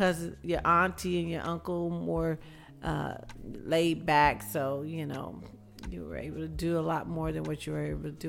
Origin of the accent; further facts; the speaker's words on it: the South, United States; I would say the biggest difference with growing up in the South or spending time in the South, we spent more time outside.